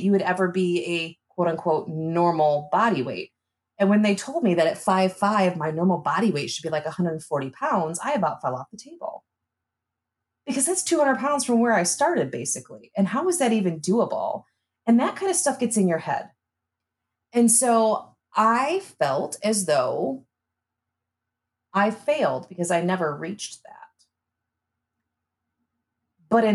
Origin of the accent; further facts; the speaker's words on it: Michigan, United States; moved away as an adult; now in Omaha, United States; I moved to Omaha from Michigan